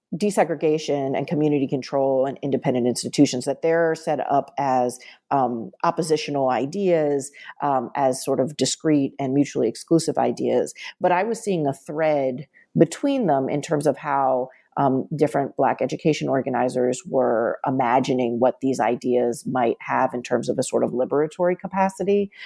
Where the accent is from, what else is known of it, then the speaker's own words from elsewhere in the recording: suburban Maryland, United States; also born or lived in Washington, D.C.; I was born in Washington, D C, and my family moved to suburban Maryland when I was in elementary school